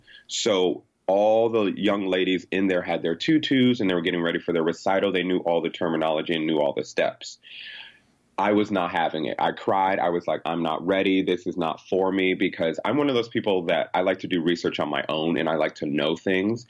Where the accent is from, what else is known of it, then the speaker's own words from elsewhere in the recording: Connecticut, United States; I'm from Connecticut